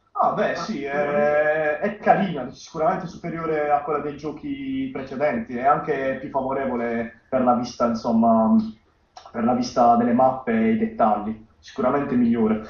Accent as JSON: {"language": "Italian", "town": "Bari", "region": "Apulia", "country": "Italy", "said": "vengo da Bari, 18 anni"}